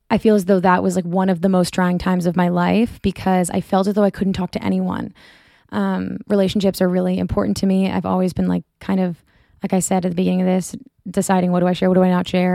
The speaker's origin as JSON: {"language": "English", "town": "Boston", "region": "Massachusetts", "country": "United States", "said": "I'm from Boston."}